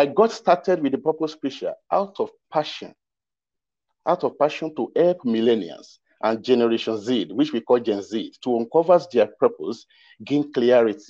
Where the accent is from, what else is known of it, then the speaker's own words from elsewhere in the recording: Ekiti, Nigeria; I'm from Ekiti State, Southwest Nigeria.